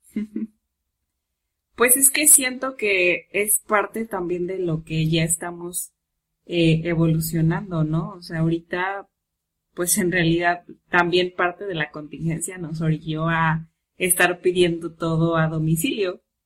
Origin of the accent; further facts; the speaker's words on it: Mexico; como todo mexicano